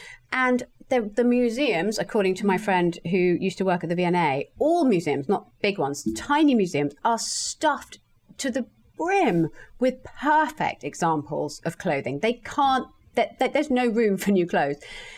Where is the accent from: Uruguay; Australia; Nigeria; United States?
Australia; I am an Aussie, I'm part of the Aussie Clark crowd.